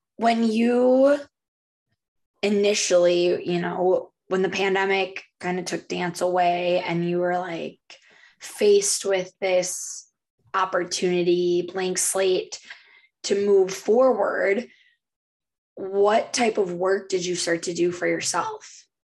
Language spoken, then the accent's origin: English; Minnesota, United States; we're both from Minnesota, her